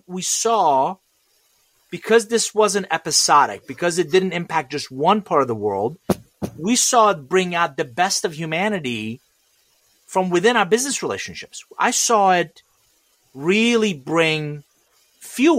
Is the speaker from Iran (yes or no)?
yes; Iran; English is a second language; now in United States; I'm originally from Iran, and I came to this country with $100, a suitcase, didn't know anybody, didn't speak a word of English